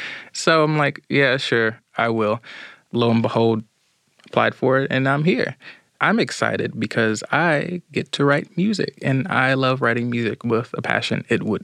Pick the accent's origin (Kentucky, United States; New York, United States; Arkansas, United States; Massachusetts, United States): Arkansas, United States; Little Rock; I'm from Little Rock, Arkansas.